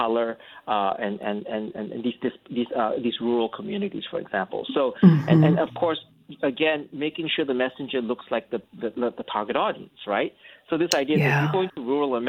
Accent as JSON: {"language": "English", "country": "Singapore", "also_born_or_lived": "North Carolina, United States", "moved": "as an adult", "lives_now": "United States", "said": "I'm actually originally from Singapore, and I came over here and I went to Duke University"}